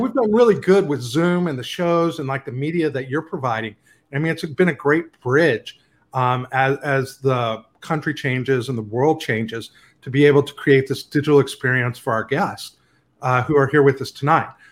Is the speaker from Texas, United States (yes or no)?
yes; Lubbock, Texas, United States; I grew up in Lubbock, Texas